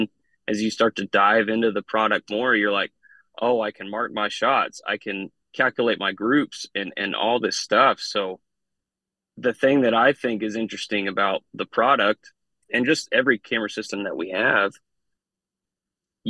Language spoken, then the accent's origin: English; Midwest, United States; I grew up in the Midwest